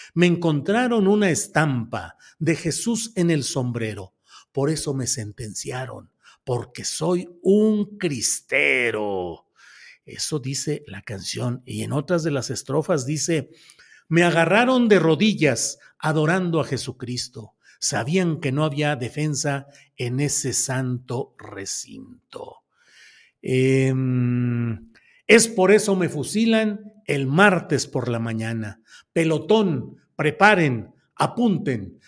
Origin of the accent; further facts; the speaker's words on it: Torreón, Coahuila, Mexico; Yo nací en Torreón, Coahuila